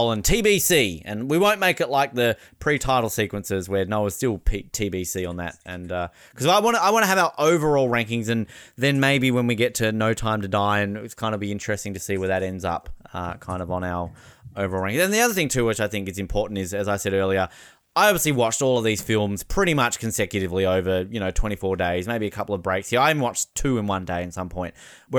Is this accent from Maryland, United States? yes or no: no; Miami, Florida, United States; I'm from Miami.